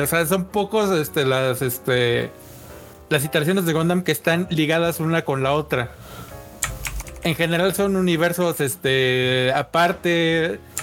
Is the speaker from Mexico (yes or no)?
yes; Mexico; a los mexicanos nos encanta así de wey